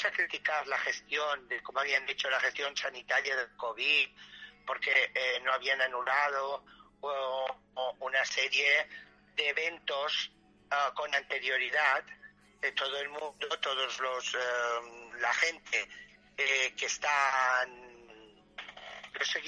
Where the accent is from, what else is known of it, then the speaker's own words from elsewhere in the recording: Spain; no sabían que España, que somos los caballeros de Europa, nos íbamos a ir a la mierda en economía